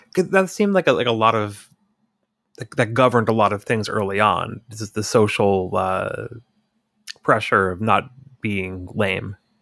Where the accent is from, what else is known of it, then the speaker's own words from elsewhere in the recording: Hudson Valley, New York, United States; I grew up in the Hudson Valley